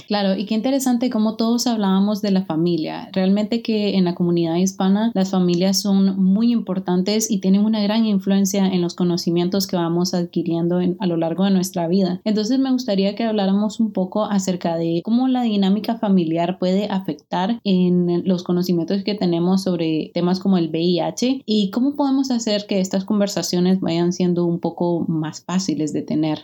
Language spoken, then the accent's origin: Spanish; Nicaragua; now in United States; yo nací y crecí en Nicaragua